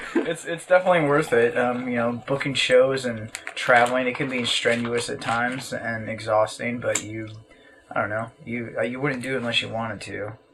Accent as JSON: {"language": "English", "country": "United States", "tie": "born or raised there", "said": "Growing up in America"}